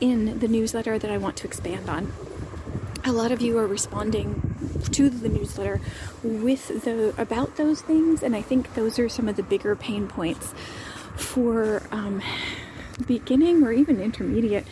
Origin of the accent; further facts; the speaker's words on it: United States; moved away as an adult; now in Split, Croatia; I am an American expat living overseas